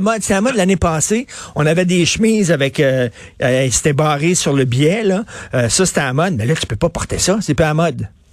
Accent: Montreal, Quebec, Canada; j'ai grandi à Verdun, puis je me souviens, là, quand j'étais petit

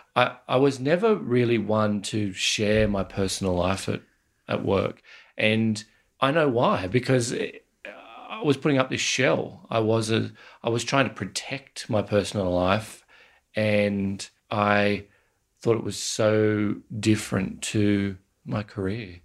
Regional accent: Australia; as Australian male

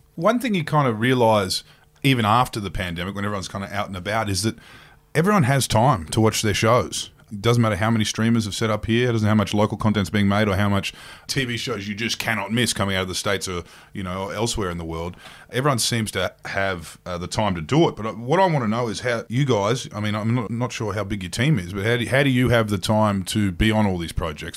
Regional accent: Queensland, Australia; growing up in Queensland

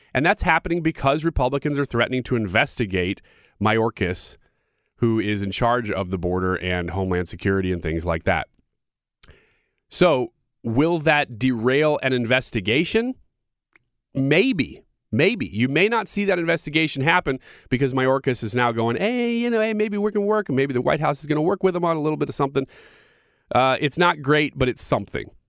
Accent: United States; as an American

